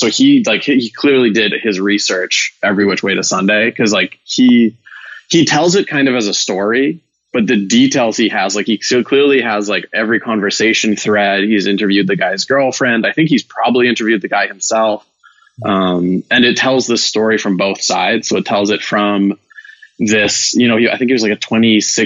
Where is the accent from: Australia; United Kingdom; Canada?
Canada; Vancouver, British Columbia; moved away as an adult; also born or lived in Ireland; now in Bay Area, United States; I'm originally from Vancouver, Canada